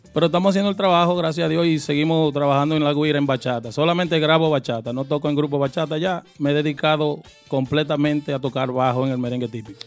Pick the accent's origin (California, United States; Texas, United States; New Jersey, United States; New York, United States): New York, United States; also born or lived in Brooklyn; Yo en Brooklyn y nacido y criado en Queens.